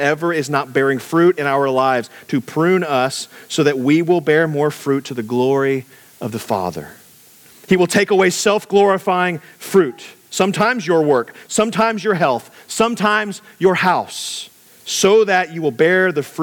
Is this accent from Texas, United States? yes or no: yes; Texas, United States; we're from Texas.